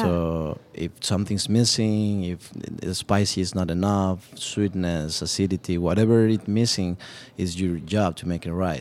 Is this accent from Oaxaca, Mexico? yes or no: no; Mexico City, Mexico; moved away as an adult; also born or lived in Cancun, Mexico; now in Dallas, United States; born and raised in Mexico City